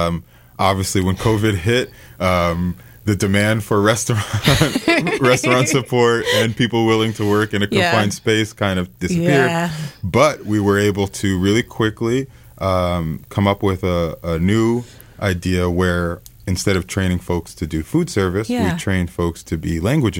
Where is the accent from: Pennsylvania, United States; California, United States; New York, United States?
New York, United States; New York City; moved away as an adult; now in Pittsfield, United States; I literally was born and raised in New York.